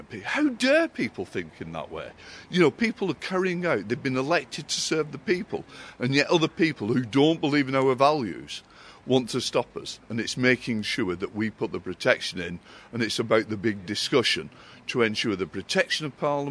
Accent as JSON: {"language": "English", "town": "Chorley", "region": "North West England", "country": "United Kingdom", "tie": "born or raised there", "said": "my affinity to Chorley is that I was born and brought up here"}